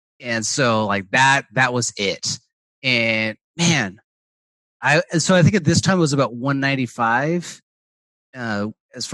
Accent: Portland, Oregon, United States; I'm from Portland, Oregon

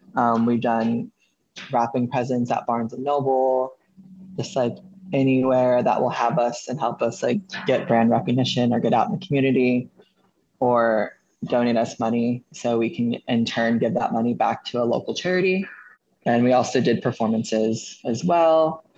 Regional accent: Austin, Texas, United States; moved away as an adult; now in Nashville, United States; I'm from Austin, Texas

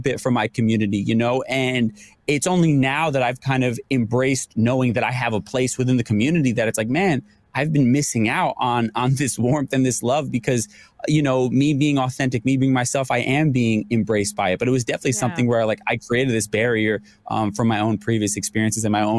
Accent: New York, United States; I'm a New Yorker

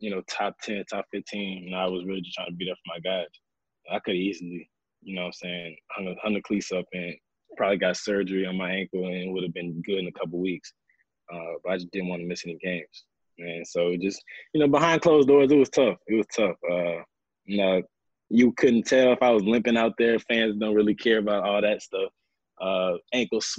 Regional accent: Louisiana, United States; I'm from Louisiana

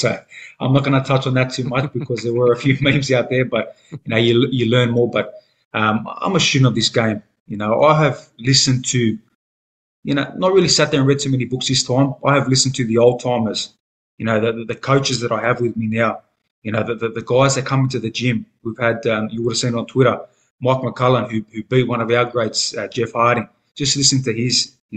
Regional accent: Australia; the luxuries of being an Australian superstar

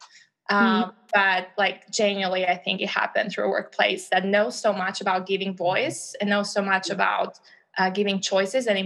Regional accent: Albania; English is a second language; now in United States; I'm from Albania originally, as I've shared previously. And that means that English is not my first language

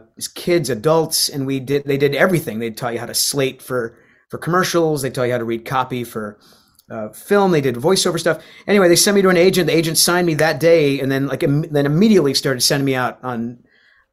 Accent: Rhode Island, United States; I grew up in Rhode Island.

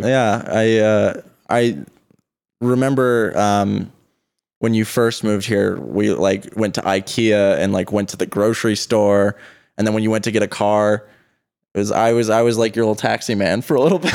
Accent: Boulder, Colorado, United States; I'm from Boulder, Colorado, which is sort of a conventionally rich, affluent place

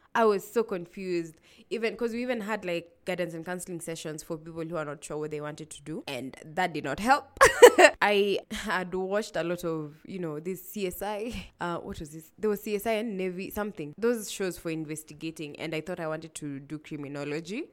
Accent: Nairobi, Kenya; also born or lived in Kilifi County; I grew up in Nairobi

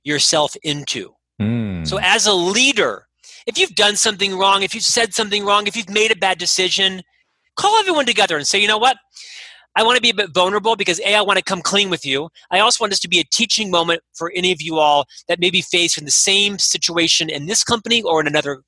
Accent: Orlando, Florida, United States; now in Salt Lake City, United States; I'm actually from Orlando, Florida. Born and raised in Central Florida

